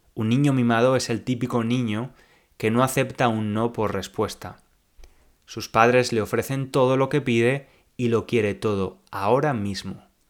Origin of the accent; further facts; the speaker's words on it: Spain; accent: Spanish; now in England; no tengo un acento similar al de un nativo tengo un acento claramente español